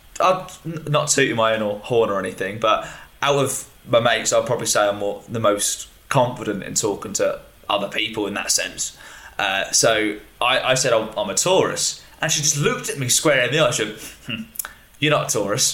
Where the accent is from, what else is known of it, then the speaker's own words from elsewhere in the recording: United Kingdom; being British